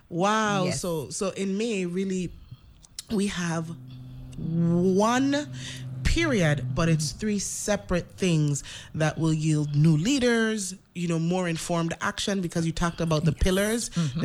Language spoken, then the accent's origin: English; U.S. Virgin Islands; moved away as an adult; also born or lived in Florida; even though I was born from St. Thomas, I hail from St. Croix. If you see how I smiled, because as a St. Thomian born person who truly, I love St. Thomas and I love my origins.